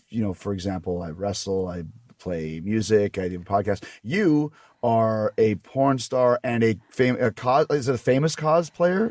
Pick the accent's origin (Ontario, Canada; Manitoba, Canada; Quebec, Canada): Manitoba, Canada; Winnipeg; I'm from Canada